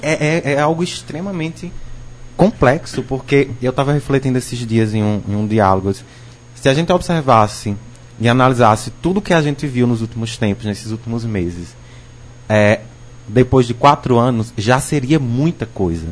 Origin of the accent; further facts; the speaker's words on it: Northeast Region, Brazil; enquanto nordestino